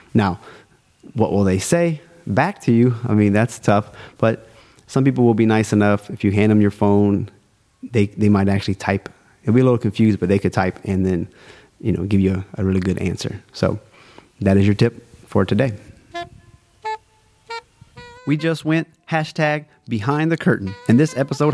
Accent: South Louisiana, United States; I'm from South Louisiana, aka Cajun Country. I am a Cajun.

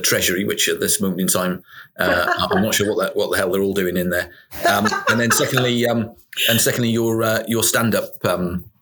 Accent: Wales, United Kingdom; I'm a Welshman

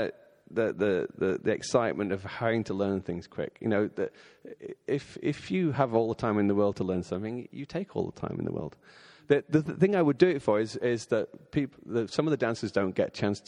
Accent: Bolton, North West England, United Kingdom; I grew up in a place called Bolton, which is just north of Manchester in England.

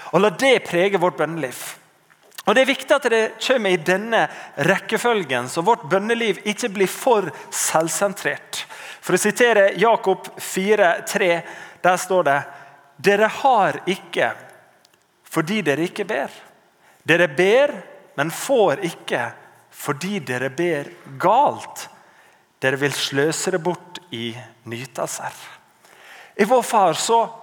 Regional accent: Norway

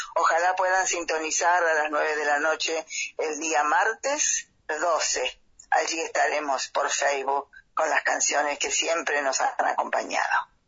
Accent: Los Toldos, Argentina; la comunidad de Los Tolos, lugar donde yo nací

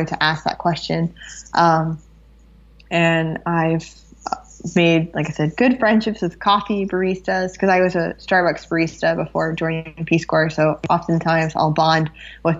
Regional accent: United States; moved away as an adult; I'm the friendly, slightly strange American

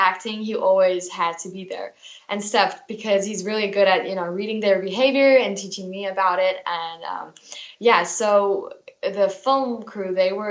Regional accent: South Africa; I am South African. I live in South Africa

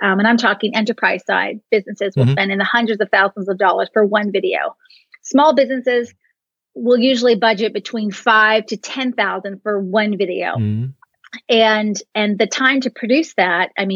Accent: Canada; I'm Canadian

